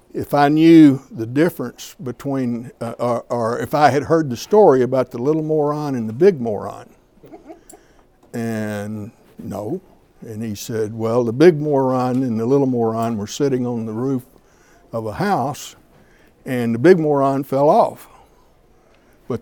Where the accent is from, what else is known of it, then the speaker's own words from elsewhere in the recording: Alabama, United States; moved away as an adult; now in Minnesota, United States; I'm originally from Alabama, but I've lived here longer than I've ever lived in Alabama. I came up here in 1971